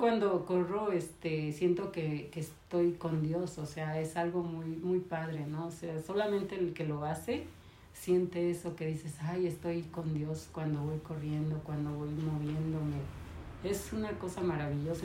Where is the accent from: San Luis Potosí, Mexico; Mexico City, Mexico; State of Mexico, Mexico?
San Luis Potosí, Mexico; moved away as an adult; nací en San Luis Potosí y aquí conocí a mi esposo José Jaime López